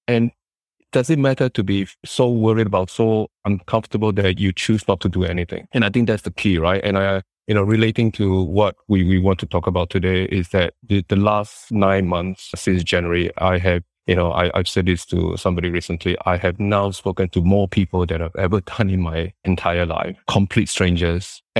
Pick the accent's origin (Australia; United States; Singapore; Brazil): Singapore; I {S0} came from Singapore.